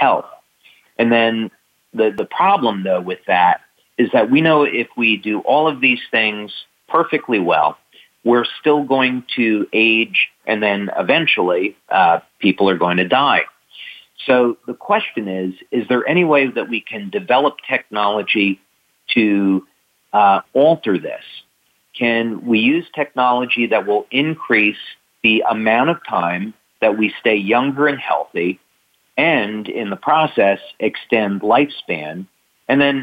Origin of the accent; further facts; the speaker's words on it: New Jersey, United States; I grew up in New Jersey